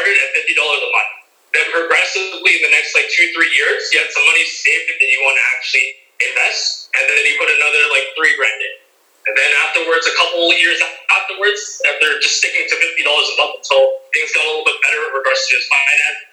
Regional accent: Philippines; we're Filipino

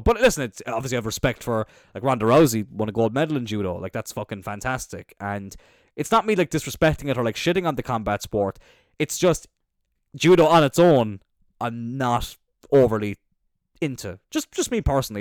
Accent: Cloyne, Munster, Ireland; I'm from Cline

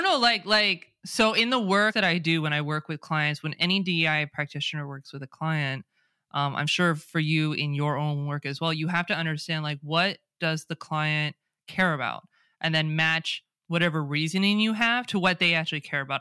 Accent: California, United States; accent: Californian; first language English; I speak with an American accent, a Californian accent

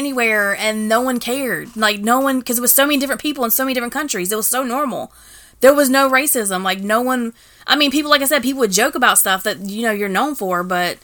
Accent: the South, United States; moved away; also born or lived in Washington, D.C.; here we are from the South, like, yeah. These little country talking.

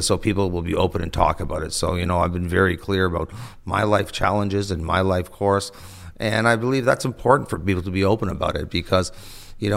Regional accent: Toronto, Ontario, Canada; growing up in Toronto on Yonge Street

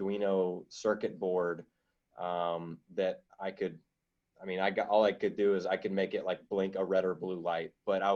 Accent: Louisiana, United States; I'm some guy from Louisiana

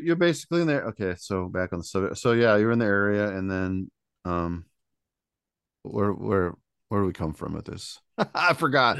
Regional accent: South Bend, Indiana, United States; I'm from South Bend and up this area, we don't have one

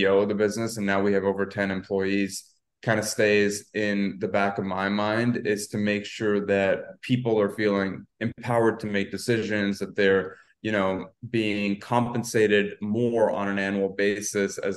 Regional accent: Canada; I'm Canadian

